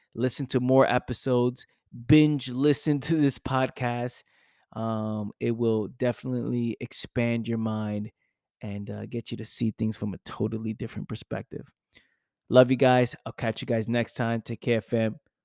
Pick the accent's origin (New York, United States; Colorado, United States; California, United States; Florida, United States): New York, United States; New York City; I'm from the Bronx